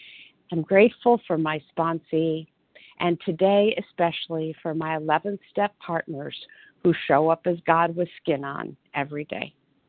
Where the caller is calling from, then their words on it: Detroit, Michigan, United States; Yes, I am here from Detroit, Michigan.